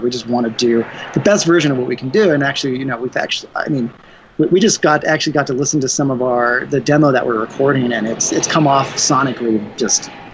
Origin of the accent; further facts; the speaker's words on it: Denver, Colorado, United States; we're from Denver, Colorado